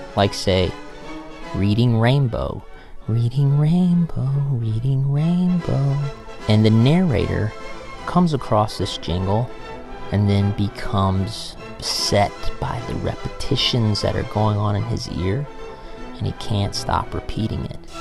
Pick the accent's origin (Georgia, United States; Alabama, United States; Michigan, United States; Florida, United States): Georgia, United States; I am from Georgia, and everybody else in my family is from Georgia for like 250 years, maybe longer